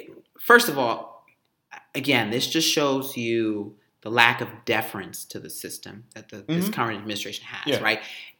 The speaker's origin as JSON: {"language": "English", "country": "United States"}